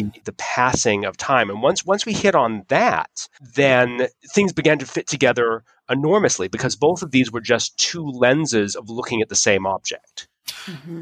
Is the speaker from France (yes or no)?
no; Utah, United States; moved away; I was from I was from Utah